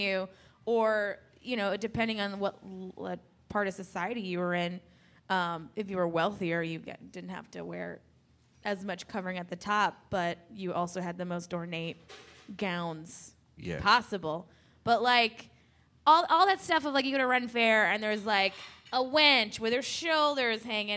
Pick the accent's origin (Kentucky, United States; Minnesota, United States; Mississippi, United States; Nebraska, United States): Minnesota, United States; moved away; also born or lived in Boston; I'm from Minnesota